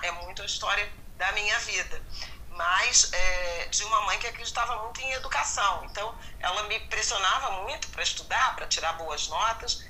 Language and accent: Portuguese; Rio de Janeiro, Brazil; antes eu tinha estudado em escolas municipais do bairro de Irajá, onde eu cresci